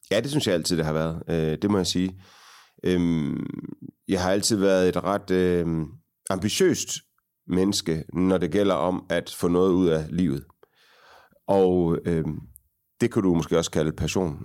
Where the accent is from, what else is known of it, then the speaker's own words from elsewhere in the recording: Aarhus, Central Denmark Region, Denmark; Jeg voksede op på Frederiksbjerg, ikke så langt øh, fra, hvor vi sidder